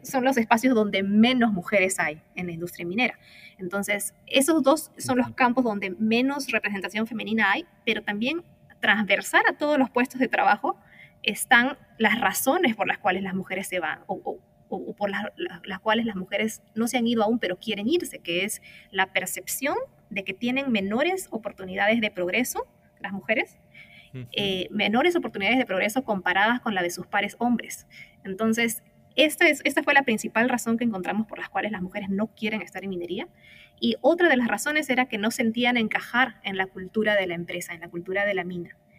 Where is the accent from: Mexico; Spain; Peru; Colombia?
Peru; also born or lived in United States / Africa; now in Chile; soy peruana originalmente